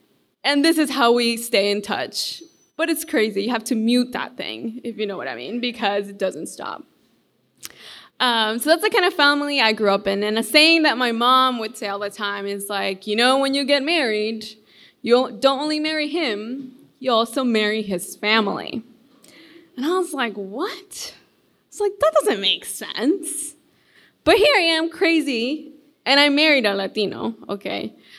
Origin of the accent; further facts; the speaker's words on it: Honduras; now in United States; And I grew up in Honduras. So, and I moved here to the U.S., well, I don't know, like 10 years ago.